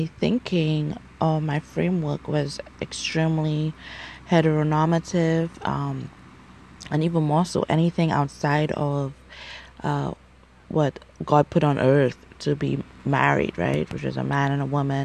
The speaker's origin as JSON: {"language": "English", "country": "St. Lucia", "tie": "born or raised there", "also_born_or_lived": "United States", "moved": "as an adult", "said": "growing up in St. Lucia and the Caribbean"}